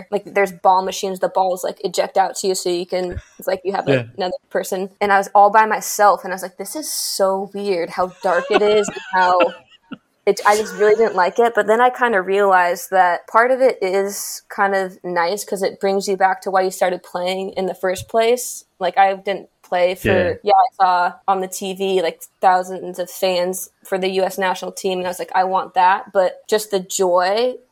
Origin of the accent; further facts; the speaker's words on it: Portland, Oregon, United States; also born or lived in Wollongong, Australia; Portland was so special because I grew up actually playing at every single level in my hometown, like club, high school, college, pro.